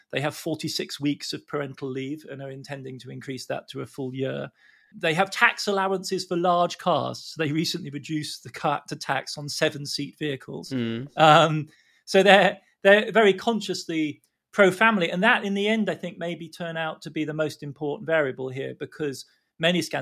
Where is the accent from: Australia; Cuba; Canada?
Australia; now in California, United States; I'm an Aussie, but I live in California.